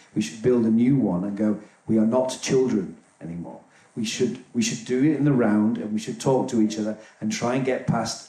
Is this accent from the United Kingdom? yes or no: yes; North East England, United Kingdom; I'm from near Darlington.